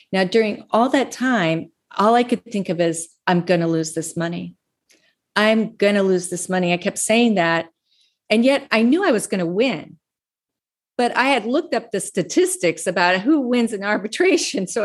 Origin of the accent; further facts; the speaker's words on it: Laramie, Wyoming, United States; also born or lived in North Platte, Nebraska / Steamboat / Minneapolis, Minnesota; I was born in North Platte, Nebraska. I grew up in Laramie, Wyoming, and Steamboat and Minneapolis, Minnesota. I've lived in about 10 different states.